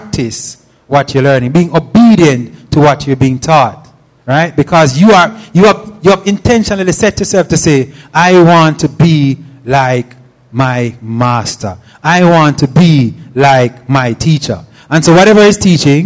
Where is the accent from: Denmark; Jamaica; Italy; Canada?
Jamaica; Steer Town; moved away; I'm from Steertown